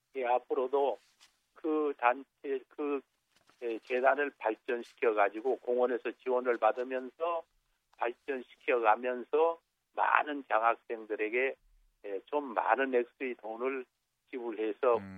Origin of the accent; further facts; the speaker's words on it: Jeju, South Korea; 우리 고향에